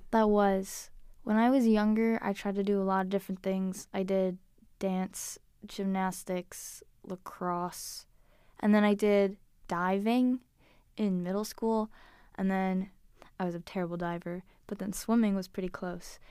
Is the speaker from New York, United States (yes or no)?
yes; Liverpool, New York, United States; moved away; I grew up in Liverpool, New York, which is a little village